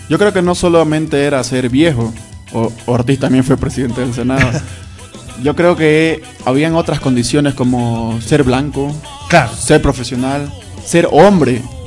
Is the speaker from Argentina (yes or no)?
no; Bolivia; yo soy orgulloso de ser boliviano